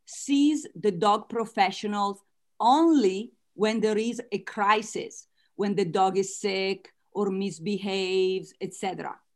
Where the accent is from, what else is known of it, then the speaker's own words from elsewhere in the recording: United States; accent: Italian American; As you can tell from my accent, I am Italian American.